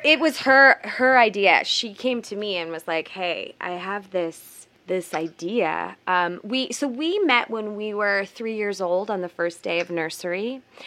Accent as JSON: {"language": "English", "town": "Providence", "region": "Rhode Island", "country": "United States", "also_born_or_lived": "West Coast, United States", "moved": "yes", "lives_now": "New York, United States", "said": "I'm from the East Coast. I'm from Providence, Rhode Island, and so is Mia"}